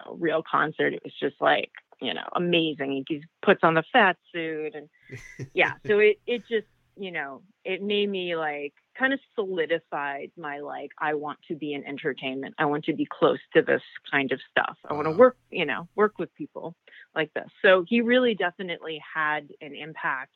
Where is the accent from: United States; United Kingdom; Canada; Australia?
Canada; Victoria, British Columbia; moved away; I grew up in Victoria, British Columbia, Canada, where it's super rainy